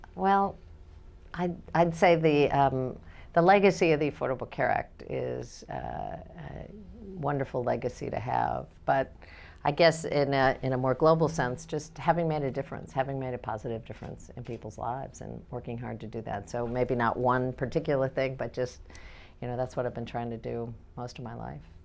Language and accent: English; Kansas, United States; I'm a Democrat from Kansas